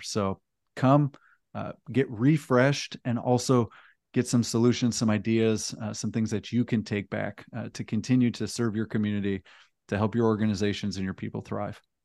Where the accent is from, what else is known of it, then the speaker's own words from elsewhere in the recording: Texas, United States; we're in my home state of Texas